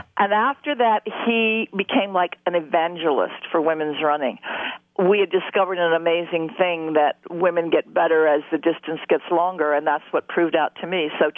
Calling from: New York, United States; Wonderful to be here, and hello to everybody in Ireland. I'm talking from New York today.

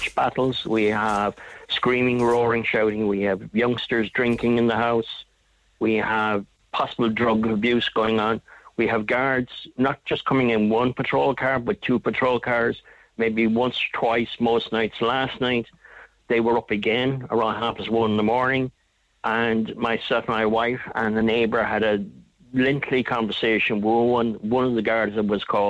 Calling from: West Cork, Munster, Ireland; I'm ringing from West Cork, and we live in a small estate in a town in West Cork

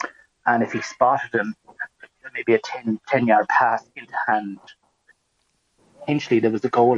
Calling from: Spain; I'm in Spain and on at the moment

